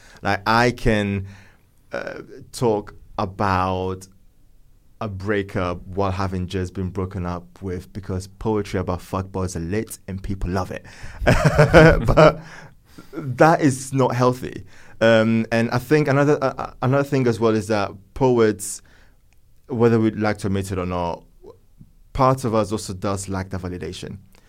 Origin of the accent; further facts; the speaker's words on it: northern Italy, Italy; I was born and raised in Northern Italy, where everything around me was poetry, literature, architecture, the arts.